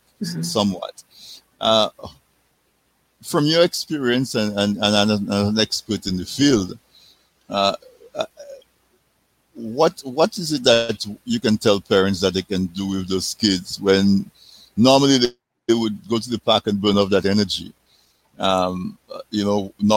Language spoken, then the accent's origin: English; Castle Bruce, Saint David Parish, Dominica; I grew up in Castle Bruce.